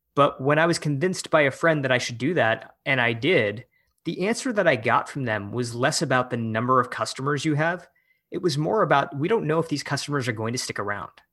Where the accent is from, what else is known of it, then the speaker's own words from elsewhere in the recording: Michigan, United States; moved away as an adult; also born or lived in San Francisco; I moved back to my hometown in Michigan to run for office